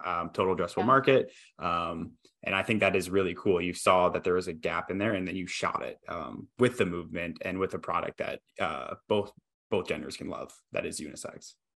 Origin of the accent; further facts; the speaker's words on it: Iowa, United States; also born or lived in Boston; now in Austin, United States; I grew up in Iowa, moved to Boston, moved to Austin